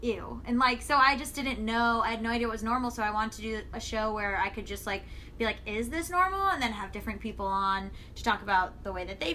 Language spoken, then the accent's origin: English; Florida, United States; now in Los Angeles, United States; I'm from Florida originally